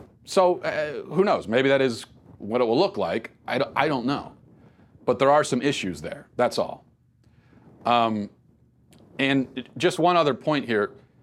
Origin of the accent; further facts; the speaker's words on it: Venezuela; now in United States; I grew up in South America, specifically in Venezuela, but I've lived in the United States for over half my life.